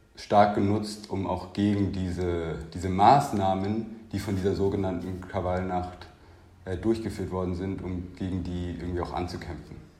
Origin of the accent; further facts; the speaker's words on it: Munich, Bavaria, Germany; Ich bin ja in München aufgewachsen